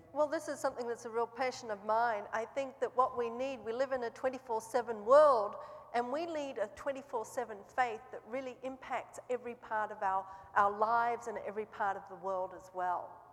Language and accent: English; Australia; moved away as an adult; also born or lived in New Zealand; now in Seattle, United States; I grew up in Australia